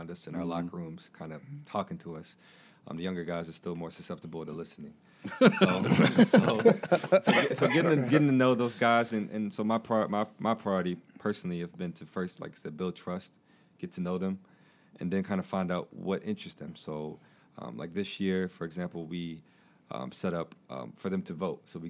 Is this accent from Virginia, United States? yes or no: yes; Richmond, Virginia, United States; moved away; I'm from Richmond